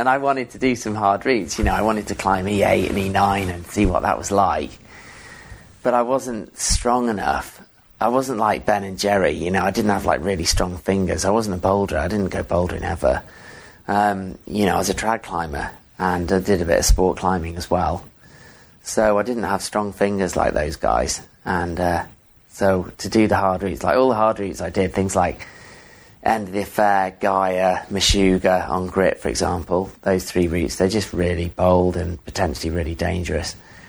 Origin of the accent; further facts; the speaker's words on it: England, United Kingdom; Yeah. So I'm English, but my parents moved around a lot.